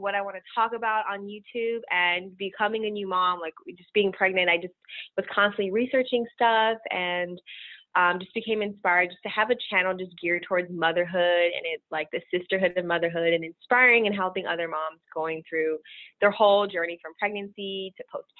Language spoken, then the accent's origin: English; Dallas, Texas, United States; moved away as an adult; now in Brooklyn, United States; I'm originally from Dallas, Texas, and I moved to New York literally right after I graduated from college.